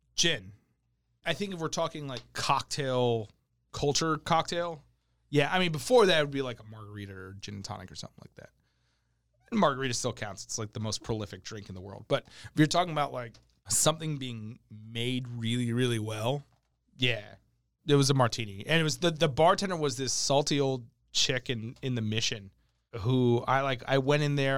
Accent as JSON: {"language": "English", "town": "New York City", "region": "New York", "country": "United States", "tie": "born or raised there", "also_born_or_lived": "New Jersey", "moved": "yes", "lives_now": "Sacramento, United States", "said": "I'm Italian. I grew up in New York City."}